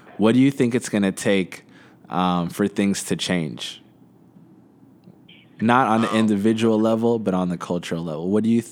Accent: Midwest, United States; we're both Abishan. We grew up in the Midwest.

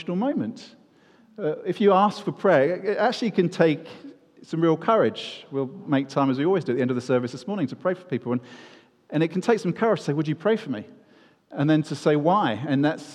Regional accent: United Kingdom; we are British

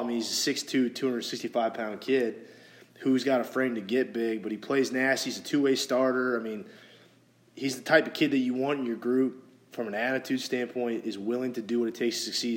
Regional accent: St. Louis, Missouri, United States; moved away; where I grew up in St. Louis

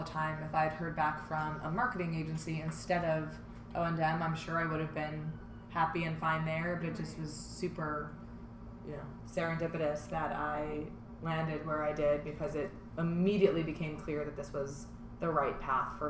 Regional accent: Long Island, New York, United States; also born or lived in Michigan; I grew up on Long Island, New York

